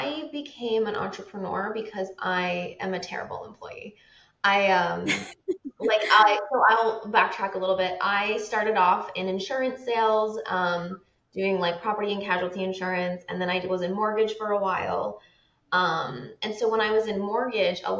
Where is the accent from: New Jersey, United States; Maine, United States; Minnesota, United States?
Maine, United States; also born or lived in Seattle; now in Hawaii, United States; I'm from Maine